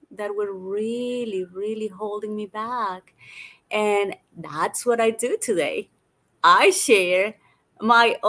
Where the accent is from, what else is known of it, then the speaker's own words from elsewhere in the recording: Colombia; also born or lived in United States / London / Australia; now in Bali, Indonesia; I grew up in Colombia originally